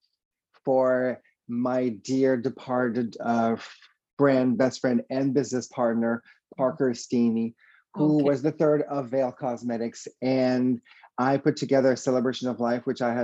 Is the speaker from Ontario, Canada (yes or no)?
no; Quebec City, Quebec, Canada; English is a second language; I am from Quebec City, a little city in Quebec, Canada. And yeah, that's where I grew up, a completely French